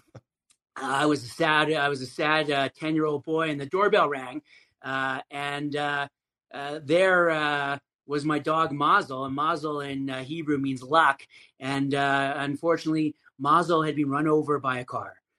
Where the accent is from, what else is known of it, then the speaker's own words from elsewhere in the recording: Calgary, Alberta, Canada; I'm from Calgary, Canada